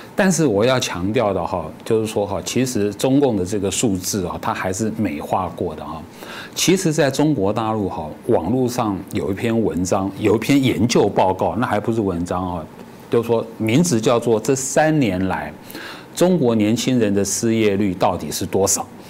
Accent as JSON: {"language": "Chinese", "country": "Taiwan", "said": "跟我们台湾人讲说"}